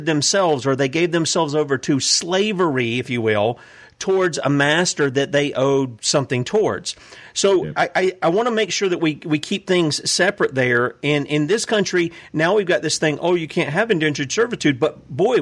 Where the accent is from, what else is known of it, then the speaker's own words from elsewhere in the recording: the American South, United States; being a good little Southern boy over here